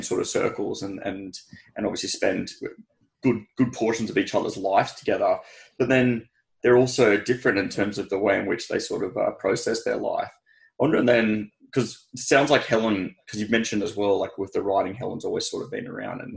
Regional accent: Sydney, New South Wales, Australia; also born or lived in Inner West, Sydney; I grew up in Drummoyne, but I've like lived all around the inner west

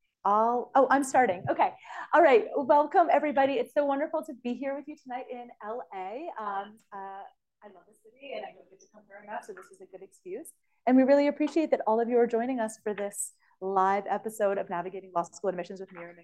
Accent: Canada; moved away as an adult; now in United States; I'm Canadian. Now I'm both, but I was Canadian.

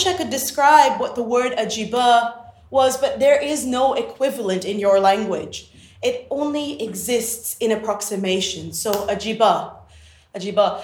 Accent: Pakistan; growing up in the Islamic Republic of Pakistan

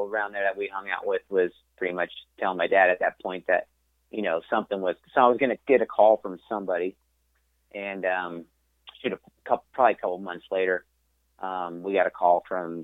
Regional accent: Ontario, California, United States; I grew up in Ontario, California, which is like IE now

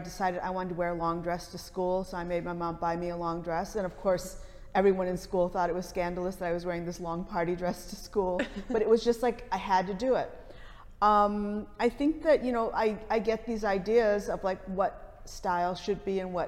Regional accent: Detroit, Michigan, United States; growing up in Detroit

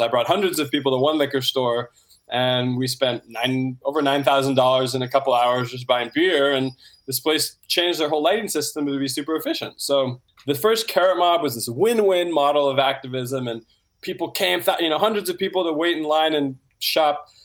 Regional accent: Santa Rosa, California, United States; Yeah, so I grew up in Santa Rosa, California, in the wine country

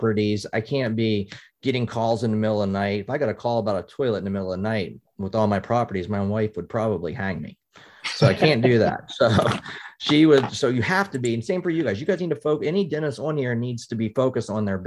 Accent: West Virginia, United States; now in Pennsylvania, United States; I'm originally from West Virginia

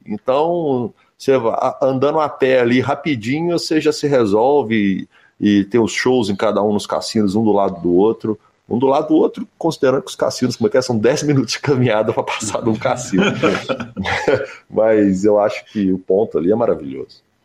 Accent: Brazil; eu sou do Brasil

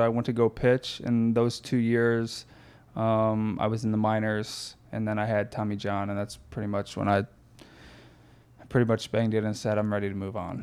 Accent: Florida, United States; moved away as an adult; now in Northwest Indiana, United States; I grew up in Florida.

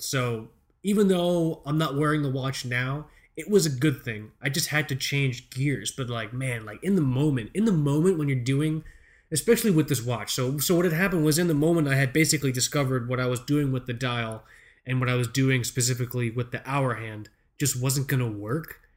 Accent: United States; Our parents aren't from here, but we were born here.

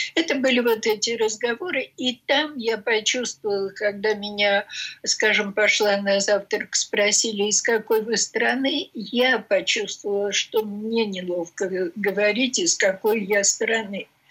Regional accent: Russia; я из России

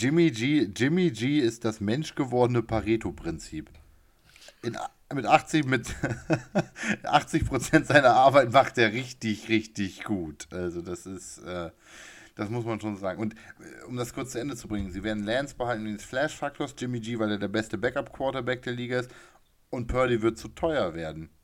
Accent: municipality neighbouring Ostrhauderfehn, Lower Saxony, Germany; in Ostrauder-Feen, in der Nachbarkommune meines Heimatortes

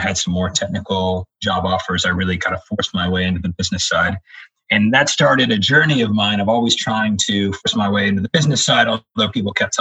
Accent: Virginia, United States; I grew up in Virginia

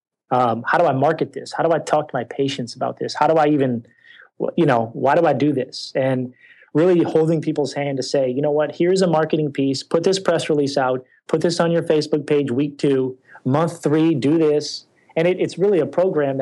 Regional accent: New Orleans, Louisiana, United States; I'm from New Orleans

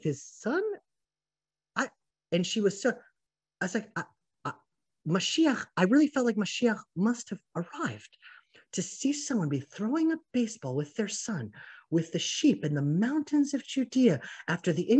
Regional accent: Atlanta, Georgia, United States; now in Israel; I grew up in Atlanta, Georgia

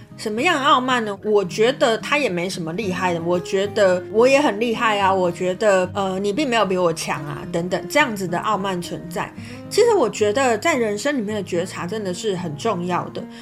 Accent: Kaohsiung, Taiwan; moved away; 我就有回到，呃，我的故乡高雄这样子

